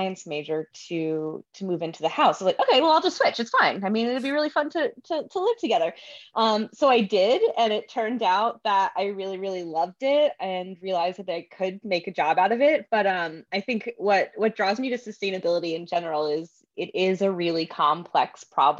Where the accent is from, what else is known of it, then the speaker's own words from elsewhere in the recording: Virginia, United States; I grew up in Virginia